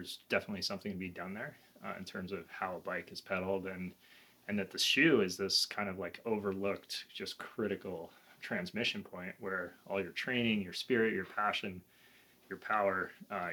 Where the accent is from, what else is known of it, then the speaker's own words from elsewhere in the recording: New York City, New York, United States; moved away; also born or lived in the American West; I grew up in New York City